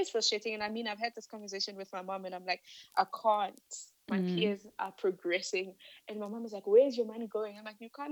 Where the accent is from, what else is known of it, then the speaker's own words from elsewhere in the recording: Limpopo, South Africa; moved away as an adult; also born or lived in Johannesburg; I'm from Limpopo